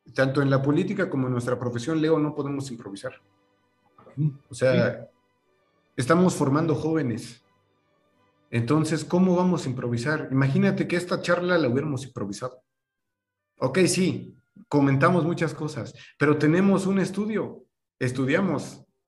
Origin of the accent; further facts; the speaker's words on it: Mexico; en nuestra cultura como mexicanos